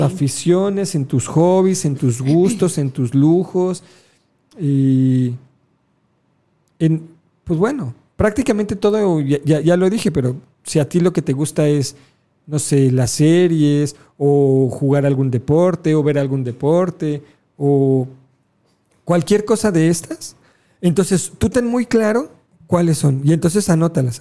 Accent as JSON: {"language": "Spanish", "country": "Mexico", "said": "somos mexicanos"}